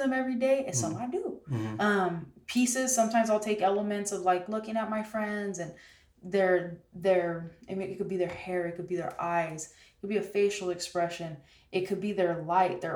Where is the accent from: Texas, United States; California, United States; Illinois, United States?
California, United States; San Jose; we grew up in San Jose together